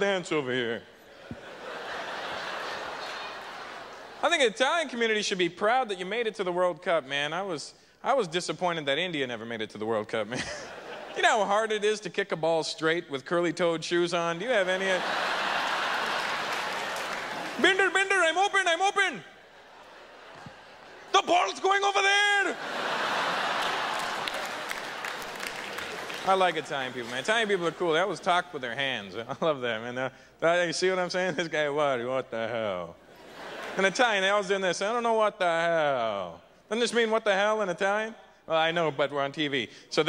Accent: Canada; I realized I was born in Canada. Guess that makes me Canadian.

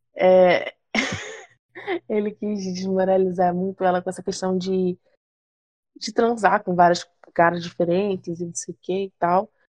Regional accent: Rio de Janeiro, Brazil; accent: carioca; eu sou carioca

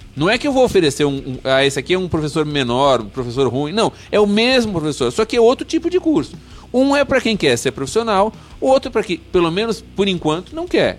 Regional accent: São Paulo, Brazil; Eu sou de São Paulo

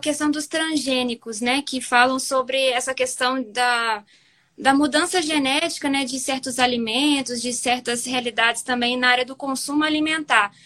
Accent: Juiz de Fora, Minas Gerais, Brazil; eu sou de Juiz de Fora

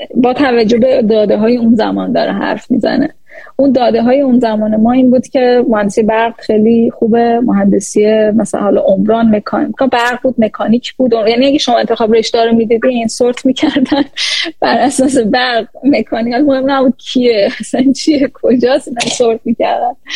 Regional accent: Iran; moved away as an adult; also born or lived in Louisiana, United States / Los Angeles, United States; now in New York, United States; اصالتا ایرانی هستم ایران به دنیا اومدم

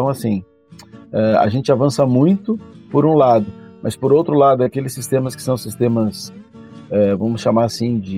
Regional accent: Gramado, Rio Grande do Sul, Brazil; nós somos do interior do Rio Grande do Sul, de Gramado, né?

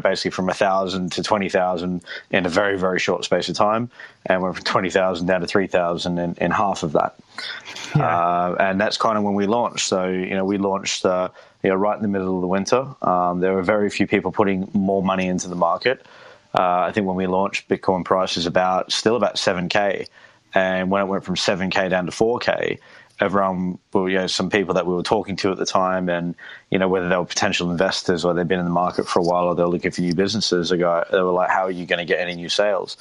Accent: Australia; moved away as an adult; now in United Kingdom; I'm originally from Australia. I moved to the United Kingdom in 2010

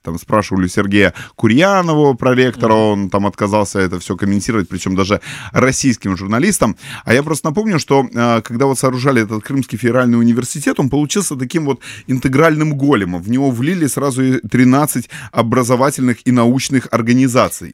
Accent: Simferopol, Crimea, Ukraine; я человек из Симферополя

